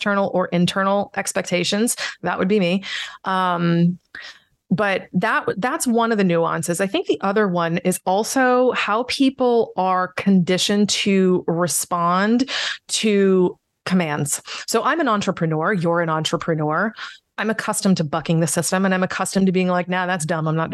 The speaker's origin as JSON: {"language": "English", "country": "United States", "said": "I'm that American"}